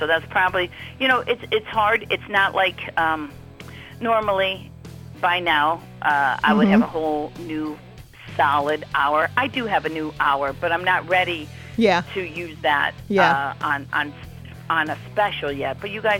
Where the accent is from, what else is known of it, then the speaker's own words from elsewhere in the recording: Cleveland, Ohio, United States; moved away as an adult; also born or lived in Quad Cities / Los Angeles; now in Pennsylvania, United States; I'm originally from Cleveland, but I was in a place called the Quad Cities right after college. It's Rock Island, Illinois, and Davenport, Iowa.